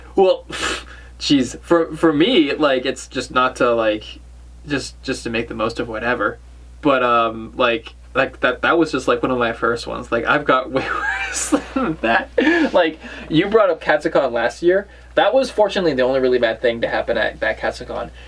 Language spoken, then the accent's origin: English; New England, United States; we're from New England.